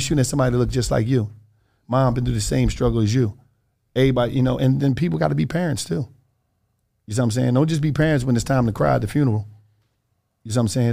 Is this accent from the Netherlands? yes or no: no; Philadelphia, Pennsylvania, United States; I'm from Twelfth Street